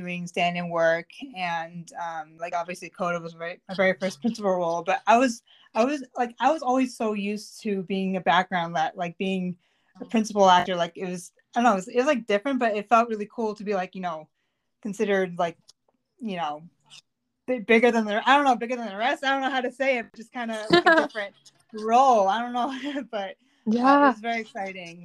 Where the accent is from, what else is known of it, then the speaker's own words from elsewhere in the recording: Melrose, Massachusetts, United States; also born or lived in Waltham; So I grew up in Melrose, which is like 15 minutes north of Boston. I lived there until I was 25